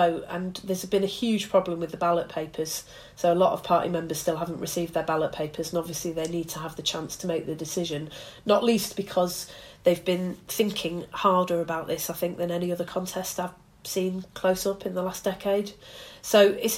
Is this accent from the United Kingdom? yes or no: yes; Bury, North West England, United Kingdom; Alistair Burt, who was my MP growing up in Bury